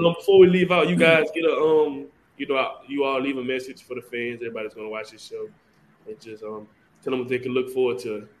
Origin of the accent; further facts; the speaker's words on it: Louisiana, United States; I'm from Greensboro, Louisiana, Dennisville, Louisiana.